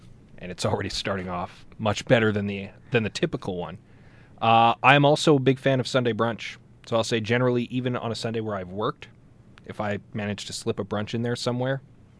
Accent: St. Albert, Alberta, Canada; now in Edmonton, Canada; I grew up in St. Albert, and they have a giant farmer's market there

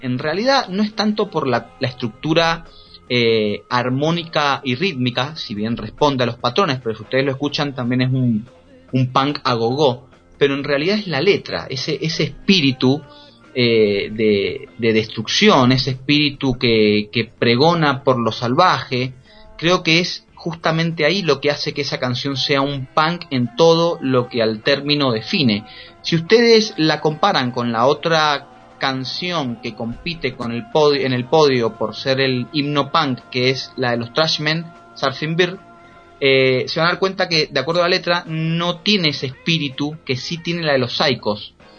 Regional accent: Argentina; en mi país, en Argentina

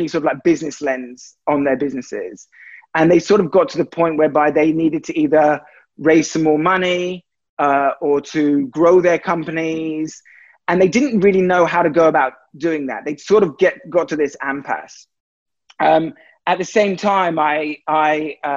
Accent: London, United Kingdom; moved away as an adult; now in Los Angeles, United States; I'm originally from London.

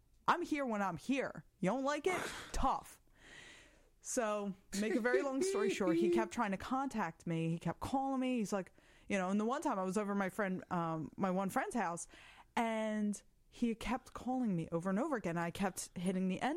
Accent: Ireland; as an Irish woman

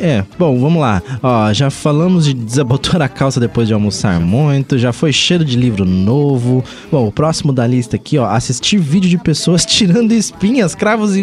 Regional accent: São Paulo, Brazil; eu lembro quando eu era moleque, eu sou de São Paulo

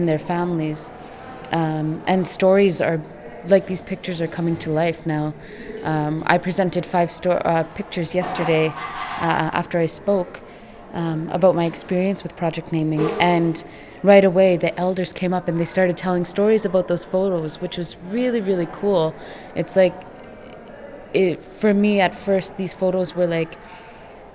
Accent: Rankin Inlet, Nunavut, Canada; also born or lived in Ottawa; I am from Rankin Inlet

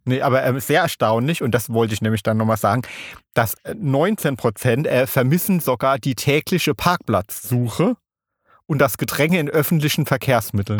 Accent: Kaiserslautern, Rhineland-Palatinate, Germany; ich bin ja in Kaiserslautern aufgewachsen

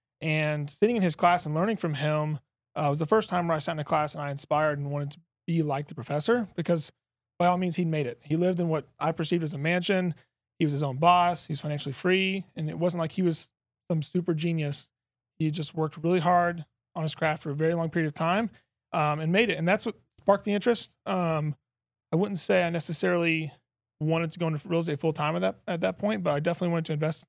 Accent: Lexington, Kentucky, United States; Yeah, so I'll bring it back all the way to growing up in Lexington, Kentucky. Went to the University of Kentucky.

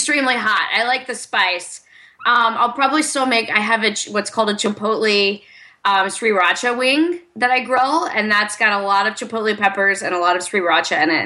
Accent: the South, United States; I'm from the South too, not from Alabama

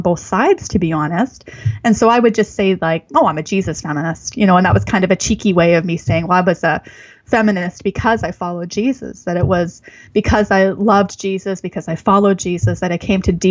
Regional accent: Canada; as a Canadian

